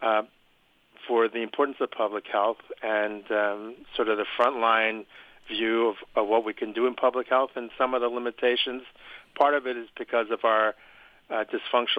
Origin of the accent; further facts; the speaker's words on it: Philadelphia, Pennsylvania, United States; I'm from Philadelphia, Pennsylvania